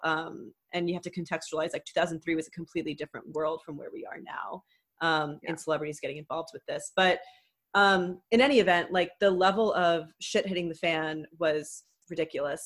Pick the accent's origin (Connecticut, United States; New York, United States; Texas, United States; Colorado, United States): Texas, United States; Houston; Houston, my hometown